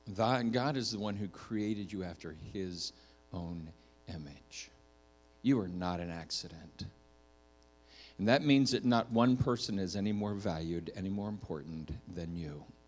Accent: Minnesota, United States; I was born in Minnesota

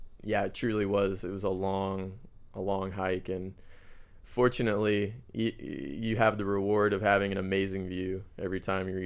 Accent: Missouri, United States; moved away as an adult; now in Santiago, Chile; I'm from the Midwest in the U.S. where it's pretty flat.

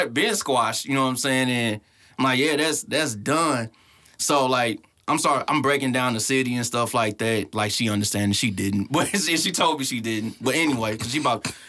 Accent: St. Louis, Missouri, United States; I was from St. Louis

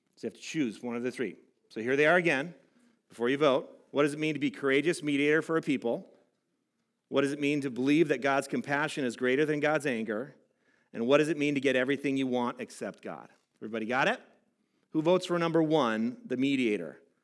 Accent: Southern California, United States; I grew up in Southern California. I grew up by the ocean.

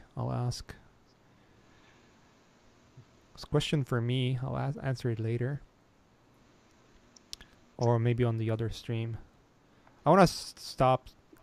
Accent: Poland; moved away; I come from Poland

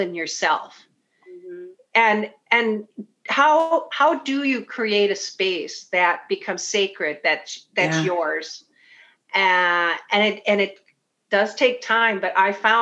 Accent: Bloomington, Minnesota, United States; I'm from Bloomington, went to Olson, then Jefferson. I grew up around Highland Hills

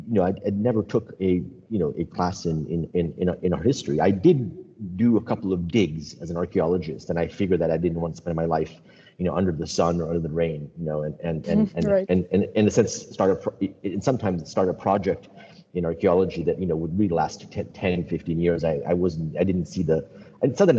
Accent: Rome, Lazio, Italy; moved away as an adult; also born or lived in United States; When I grew up in Rome, I lived in Rome, I went to college in America

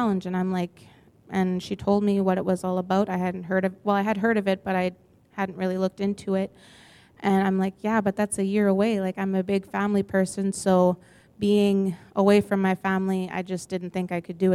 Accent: Grunthal, Manitoba, Canada; I'm originally from Grenthal, Steinbeck area

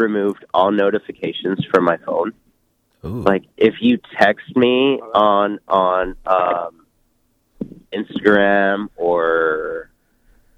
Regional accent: Acapulco, Guerrero, Mexico; I was born in Acapulco

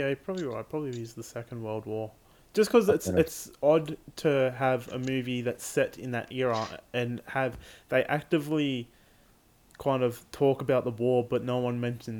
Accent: Australia; being Australian

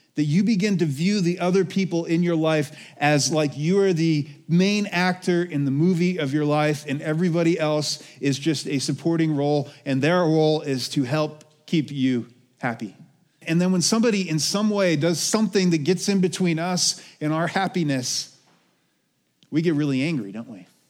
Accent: United States

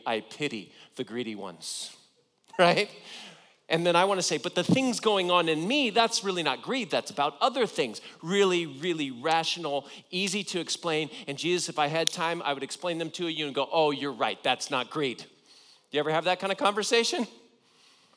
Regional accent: Southern California, United States; I grew up in Southern California

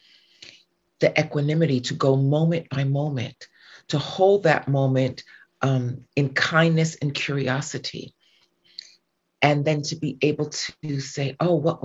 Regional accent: New York City, New York, United States; moved away as an adult; now in California, United States; I'm from New York and I'm from Staten Island.

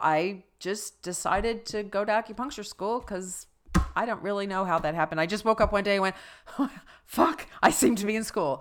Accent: Plainfield, New Jersey, United States; moved away; also born or lived in Maryland; I grew up in New Jersey and Maryland

